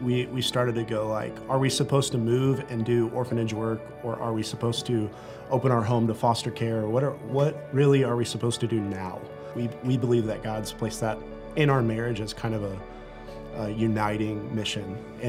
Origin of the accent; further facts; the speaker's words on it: San Antonio, Texas, United States; now in Rapid City, United States; we're coming from San Antonio, Texas, like this massive city where all our family lives